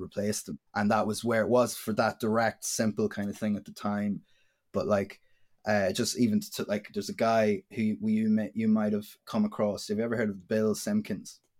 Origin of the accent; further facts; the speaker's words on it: Dundalk, County Louth, Ireland; I'm a musician from Dundalk and County Louth in Ireland.